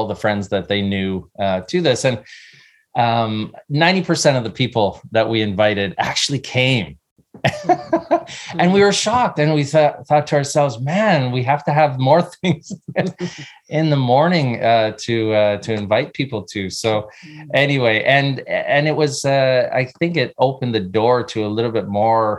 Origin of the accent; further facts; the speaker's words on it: Canada; moved away as an adult; now in California, United States; I grew up in Canada.